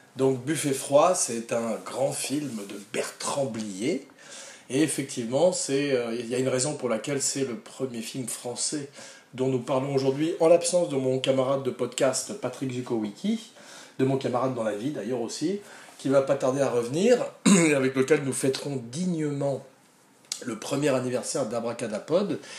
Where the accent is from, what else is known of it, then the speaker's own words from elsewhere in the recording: France; je suis français